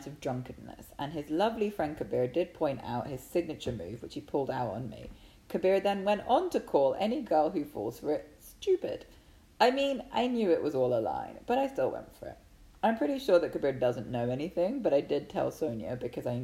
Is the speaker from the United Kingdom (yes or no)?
yes; England, United Kingdom; I'm English